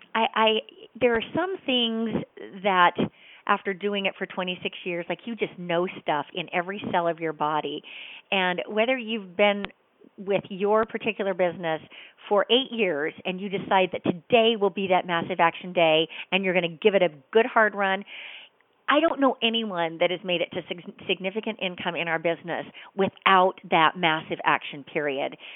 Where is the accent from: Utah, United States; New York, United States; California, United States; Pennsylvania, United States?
Utah, United States; I grew up in Utah